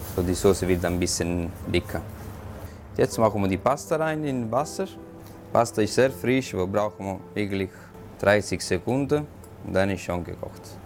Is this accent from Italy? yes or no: yes; Apulia, Italy; German is a second language; moved away as an adult; also born or lived in Vieste; now in Switzerland; Ich bin geboren in Apulia und habe ich auch die Fachschule auch in Vieste gemacht in Apulia. Äh, Im Alter 19 Jahre ich bin ich in die Schweiz gekommen